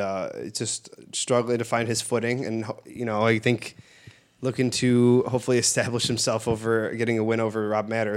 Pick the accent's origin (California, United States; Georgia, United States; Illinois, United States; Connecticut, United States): Illinois, United States; Bridgeview; I grew up in Bridgeview